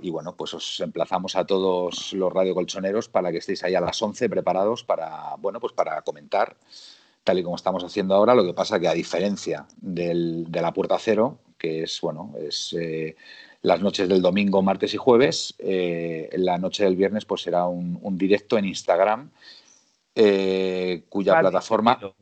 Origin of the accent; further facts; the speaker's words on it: Spain; soy español